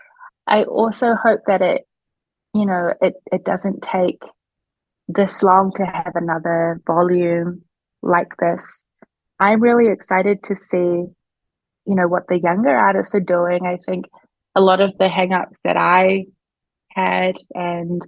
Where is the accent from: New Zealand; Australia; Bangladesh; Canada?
New Zealand; moved away as an adult; now in Eugene, United States; New Zealand, where we do make up a much more significant part of the population in comparison to here in the US, I feel very grateful for what I grew up